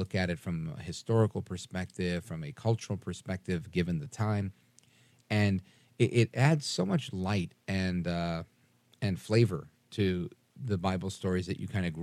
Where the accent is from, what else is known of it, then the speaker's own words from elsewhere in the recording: New York City, New York, United States; I was raised Catholic in Brooklyn, New York